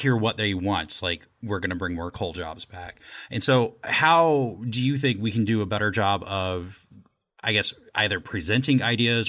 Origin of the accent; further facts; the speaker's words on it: Indianapolis, Indiana, United States; I'm actually from Indianapolis